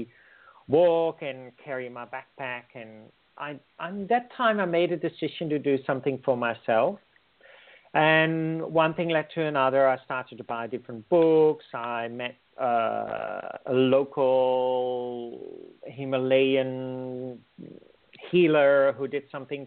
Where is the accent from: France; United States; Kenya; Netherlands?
Netherlands; moved away as an adult; also born or lived in India; now in Australia; I'm originally from the Netherlands